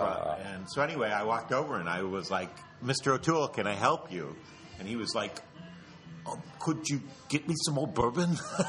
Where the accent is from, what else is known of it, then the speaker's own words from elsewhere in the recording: Ireland; Which, as an Irish person, I will tell you, that's one of our better qualities.